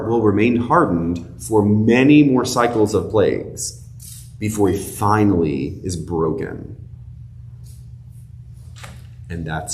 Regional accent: Florida, United States; I grew up in Florida

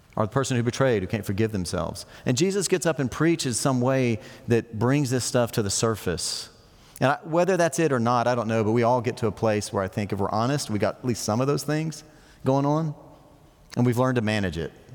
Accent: United States; we're so American

